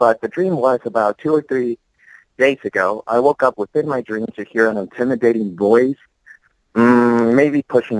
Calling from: San Diego, California, United States; I'm calling from San Diego.

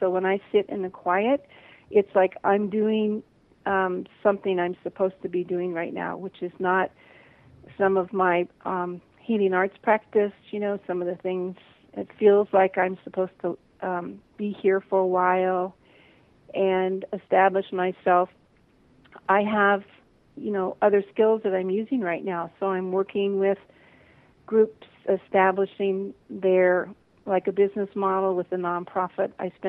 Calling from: Big Island, Hawaii, United States; also born or lived in Maui; I'm calling from the Big Island in Hawaii.

